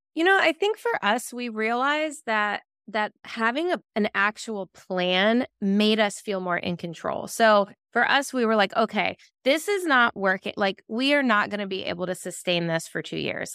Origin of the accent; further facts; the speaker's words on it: Virginia Beach, Virginia, United States; a neighborhood that my husband and I grew up in Virginia Beach, Virginia